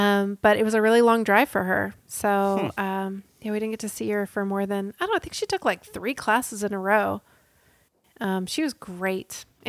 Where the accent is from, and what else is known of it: the South, United States